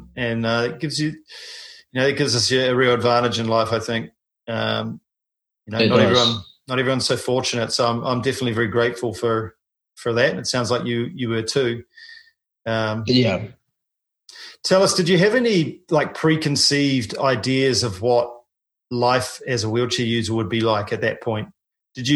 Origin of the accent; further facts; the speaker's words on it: New Zealand; I'm a paraplegic from New Zealand